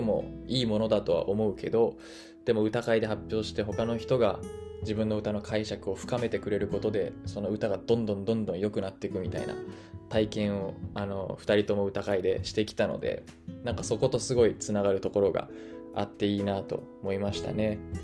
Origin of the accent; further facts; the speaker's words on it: Japan; 日本で生まれ育った日本で暮らす僕たち